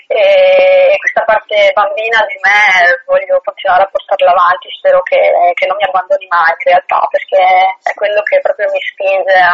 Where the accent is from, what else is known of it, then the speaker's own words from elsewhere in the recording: Belluno, Veneto, Italy; moved away as an adult; now in Province of Treviso, Italy; sono di Belluno, anche se vivo in provincia di Treviso